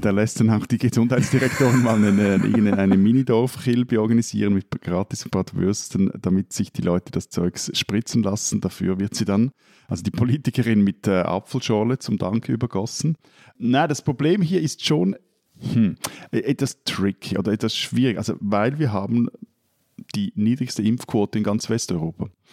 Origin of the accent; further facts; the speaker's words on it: Switzerland; als Schweizer